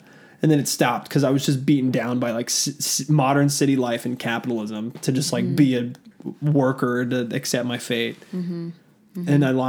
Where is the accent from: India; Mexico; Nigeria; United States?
United States; Fayette County, Georgia; moved away as an adult; now in Tucson, United States; So yeah, so I have family in Georgia. I grew up in Georgia. I grew up an hour outside of Atlanta. I grew up in Fayette County.